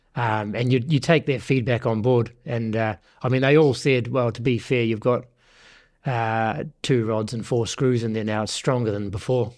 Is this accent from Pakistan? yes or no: no; Northland, New Zealand; moved away as an adult; also born or lived in Waikato; now in Guernsey; I was born and bred in Northland